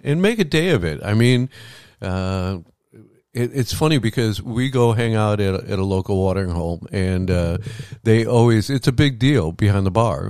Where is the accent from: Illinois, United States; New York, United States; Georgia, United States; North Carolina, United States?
Illinois, United States; Chicago; now in Florida, United States; Growing up in Chicago in the summers, the summers were hotter than the summers here in Florida